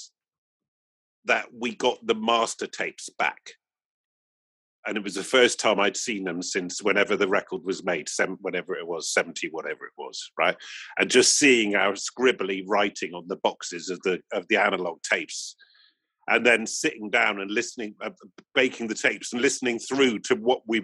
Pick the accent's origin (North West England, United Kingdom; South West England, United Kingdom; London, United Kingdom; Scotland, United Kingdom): South West England, United Kingdom; Bristol; growing up in Bristol, going to sound systems and funk clubs